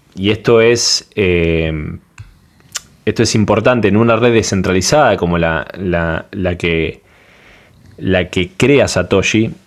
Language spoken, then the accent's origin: Spanish; Panama; de Panamá